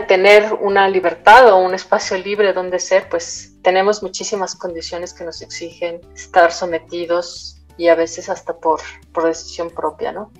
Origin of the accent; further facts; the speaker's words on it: Mexico City, Mexico; moved away as an adult; also born or lived in Michoacán / Tabasco; Cuando regreso a vivir a la Ciudad de México, yo soy de la Ciudad de México